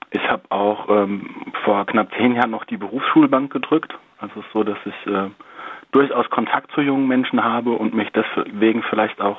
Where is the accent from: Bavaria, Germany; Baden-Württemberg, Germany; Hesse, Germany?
Hesse, Germany; Darmstadt; born there; Ich bin ja in Darmstadt geboren